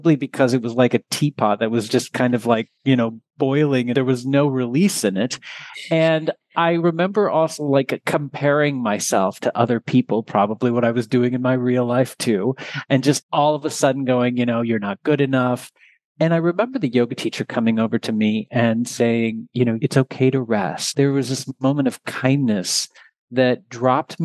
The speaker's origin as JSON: {"language": "English", "region": "Texas", "country": "United States", "said": "I am originally from Texas"}